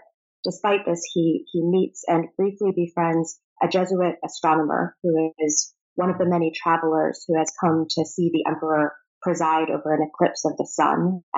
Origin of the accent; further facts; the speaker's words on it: Prague, Czechia; moved away; also born or lived in Rome, Italy / Moscow, Russia / Virginia, United States; So I was born in Rome, and we lived in Moscow for 5 years after that. So my earliest memories involve a lot of Russian fairy tales, Russian art, picnics in the snow. And after that, we moved to Virginia for a bit and then to Prague, which is where I went to high school.